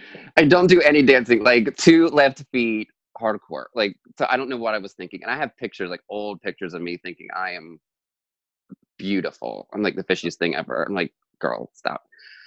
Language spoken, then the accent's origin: English; Delaware, United States; Like, it's so weird, like saying that I'm from Delaware, and because you wouldn't think like Delaware has like all this drag